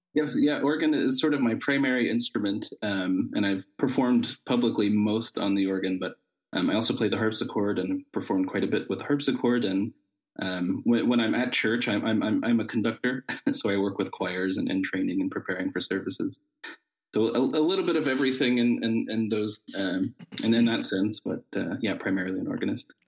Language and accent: English; Southern Ohio, United States; moved away as an adult; now in Tübingen, Germany; where I'm from in Ohio is, is a part of the Appalachian region of the United States